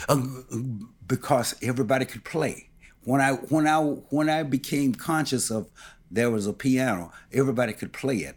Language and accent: English; Milwaukee, Wisconsin, United States; also born or lived in Carthage, Mississippi; I was born in Carthage, Mississippi, but I came to Milwaukee real early.